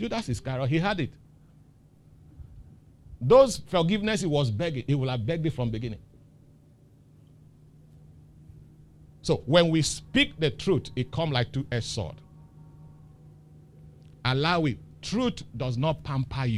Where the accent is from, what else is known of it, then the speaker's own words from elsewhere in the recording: Lagos, Nigeria; I grew up in Dolphin Estate